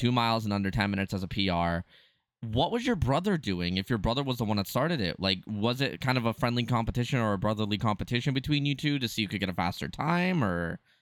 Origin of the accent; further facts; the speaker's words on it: Canada; I'm Canadian